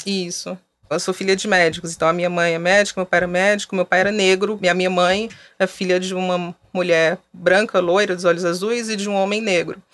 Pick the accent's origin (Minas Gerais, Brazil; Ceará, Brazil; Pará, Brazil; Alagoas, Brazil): Ceará, Brazil; Fortaleza; moved away as an adult; now in São Paulo, Brazil; eu sou de Fortaleza, moro em São Paulo há mais de 10 anos